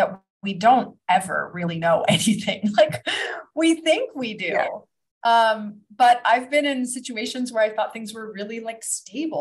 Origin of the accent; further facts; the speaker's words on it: Florida, United States; moved away as an adult; also born or lived in New Jersey / Kuala Lumpur, Malaysia / Ibiza, Spain / Los Angeles; now in Bali, Indonesia; I grew up in Florida